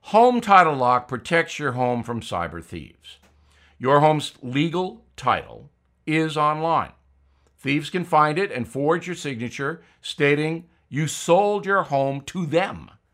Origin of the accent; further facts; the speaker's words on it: Levittown, New York, United States; my home growing up in Levittown, New York